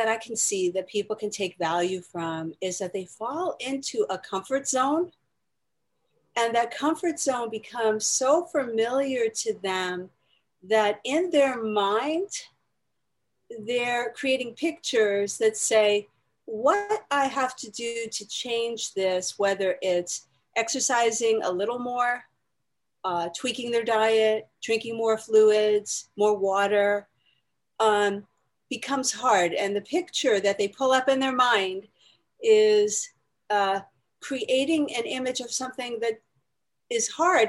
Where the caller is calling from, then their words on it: New Jersey, United States; I am speaking from beautiful New Jersey with a view of the Freedom Tower and a snow-covered roof out my window.